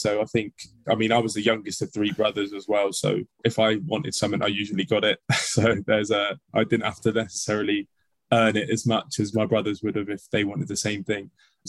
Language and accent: English; Bournemouth, South West England, United Kingdom; my hometown of Bournemouth